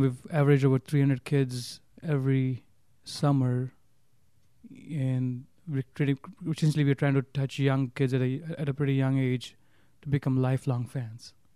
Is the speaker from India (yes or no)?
yes; Mumbai, Maharashtra, India; moved away as an adult; also born or lived in Minnesota; growing up in Bombay, you can't even, you got, you don't have, you don't, you don't have your own, your own space in Bombay